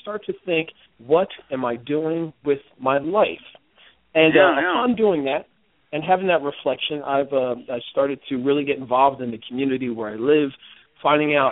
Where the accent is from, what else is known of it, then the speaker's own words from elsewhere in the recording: Ewing Township, New Jersey, United States; also born or lived in Trenton, New Jersey; I was born in Ewing Township, which is a suburb of Trenton, and I've lived in Trenton now with my wife and daughter for well over 20 years